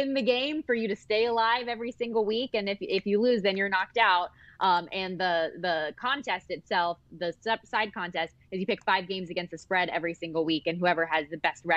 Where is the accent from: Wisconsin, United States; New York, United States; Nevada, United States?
Nevada, United States; Las Vegas; I was born and raised here in Las Vegas.